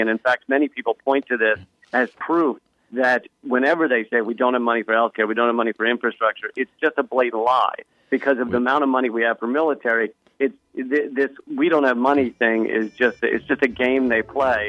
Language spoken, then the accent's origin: English; Richmond, Virginia, United States; growing up in Richmond